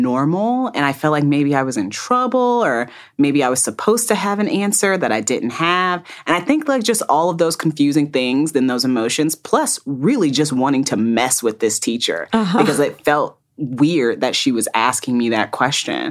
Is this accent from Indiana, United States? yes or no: yes; Fort Wayne, Indiana, United States; I grew up in Fort Wayne, Indiana